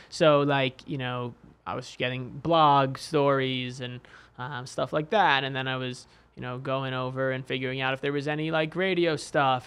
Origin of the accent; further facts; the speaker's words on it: New York City, New York, United States; now in Bay Area, United States; I actually grew up in New York City